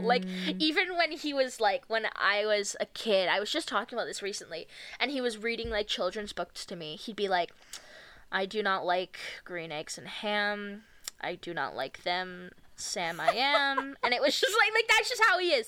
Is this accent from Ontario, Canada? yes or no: yes; Ontario, Canada; growing up in Ontario in like 2006